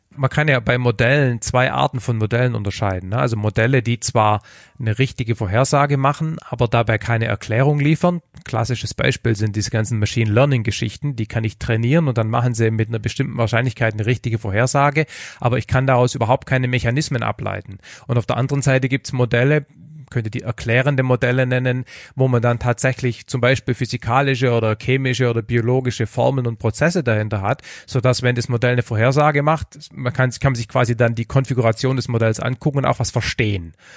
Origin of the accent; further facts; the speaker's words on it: Heidenheim, Baden-Württemberg, Germany; accent: Swabian; now in Stuttgart, Germany; ich komme von Heidenheim, äh, von der Alp und wohne jetzt in, äh, leider in Stuttgart